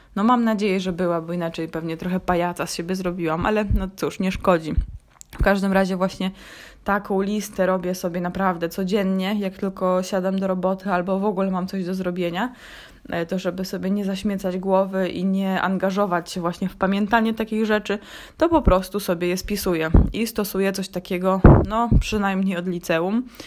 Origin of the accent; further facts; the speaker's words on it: Gdańsk, Pomeranian Voivodeship, Poland; also born or lived in Warsaw; z urodzenia też jestem warszawianką, to jak wróciłam do Gdańska